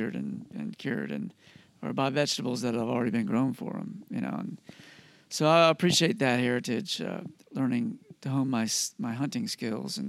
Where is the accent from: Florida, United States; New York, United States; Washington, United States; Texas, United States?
Florida, United States; Lakeland; also born or lived in Miami, Florida / Sarasota, Florida; I was there till I was six, and then moved to Lakeland, where I grew up pretty much. And that's the middle of the state